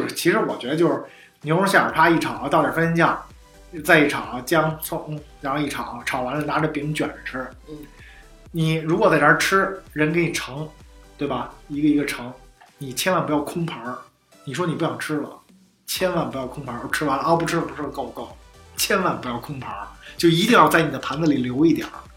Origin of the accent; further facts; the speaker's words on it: China; 我从中国来的